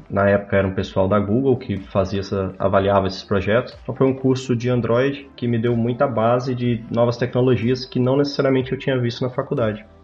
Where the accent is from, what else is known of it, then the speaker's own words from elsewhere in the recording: Marilândia, Espírito Santo, Brazil; now in Barcelona, Spain; Mas eu sou, eu sou de uma cidade do interior do Espírito Santo, de 10 mil habitantes, se chama Marilândia. E lá a cultura muito forte é cafeicultura.